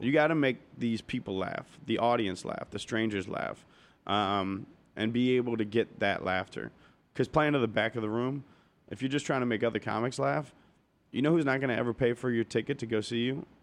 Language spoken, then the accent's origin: English; Cincinnati, Ohio, United States; moved away as an adult; also born or lived in Arizona; now in Los Angeles, United States; I grew up in Cincinnati